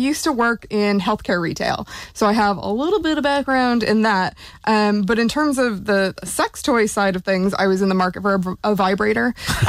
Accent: Seattle, Washington, United States; now in Ireland; So I'm originally from Seattle.

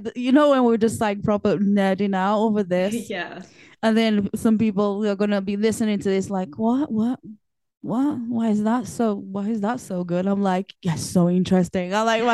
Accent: Portugal; first language Portuguese; English is a second language; now in United Kingdom; English is my second language. I speak Portuguese.

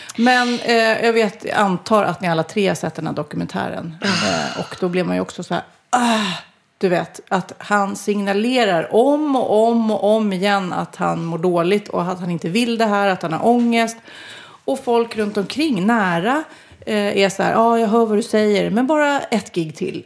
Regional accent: Sweden; vi är ju svenskar

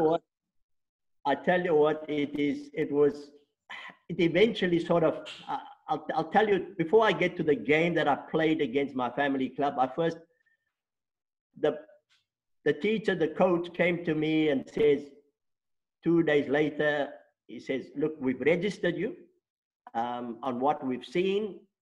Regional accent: Stellenbosch, Western Cape, South Africa; first language Afrikaans; English is a second language; born and bred in Stellenbosch

